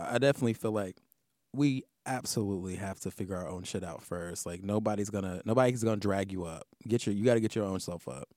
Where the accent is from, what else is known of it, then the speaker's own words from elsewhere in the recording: the South, United States; now in New York, United States; in the South where I'm from